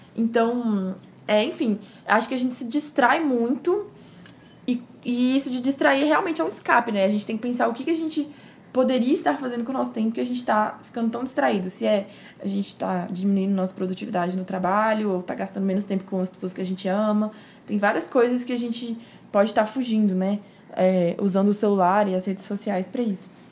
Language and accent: Portuguese; Timóteo, Minas Gerais, Brazil; accent: mineiro; also born or lived in Belo Horizonte; eu sou de Minas Gerais, temos aí um pouco de sotaque mineiro.